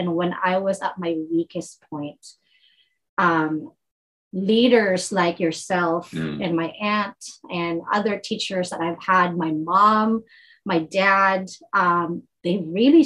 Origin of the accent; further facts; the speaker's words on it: Philippines; I was born and raised Catholic in the Philippines